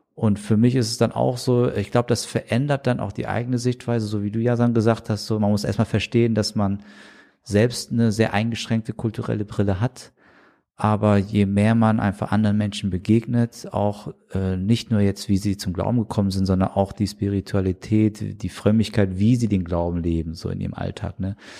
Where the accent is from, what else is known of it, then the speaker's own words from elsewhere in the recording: Germany; der hier aufgewachsen ist in Deutschland